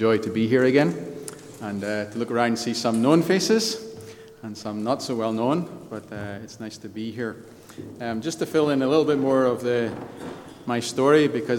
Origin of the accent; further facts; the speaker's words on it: Antrim, Northern Ireland, United Kingdom; also born or lived in Belfast / Scotland; I was born in Belfast, so I am from here. I grew up in Antrim. My father was pastor of Antrim Baptist back in the 70s and 80s. We then moved to Scotland.